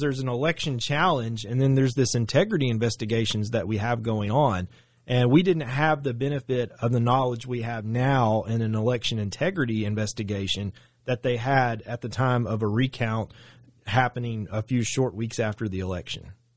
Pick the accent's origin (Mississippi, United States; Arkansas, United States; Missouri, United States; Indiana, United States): Arkansas, United States; Saline County; I'm from Saline County. I graduated Bryant High School in nineteen ninety-eight